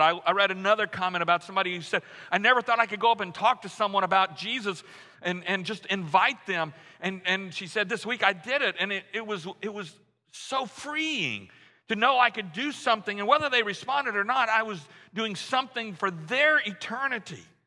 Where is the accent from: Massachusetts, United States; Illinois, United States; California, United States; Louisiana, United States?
Louisiana, United States; moved away; I grew up in Louisiana, so we were all Archie Manning fans